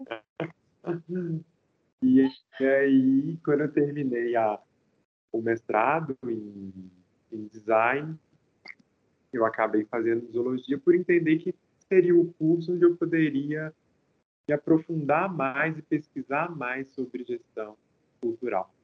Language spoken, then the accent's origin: Portuguese; interior of Minas Gerais, Brazil; eu sou do interior de Minas. Né? Então a gente não tinha tanto acesso a equipamentos culturais